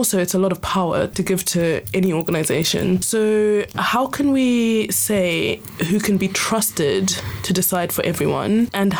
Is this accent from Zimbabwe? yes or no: yes; Zimbabwe; moved away; I'm a minority. I'm from Zimbabwe.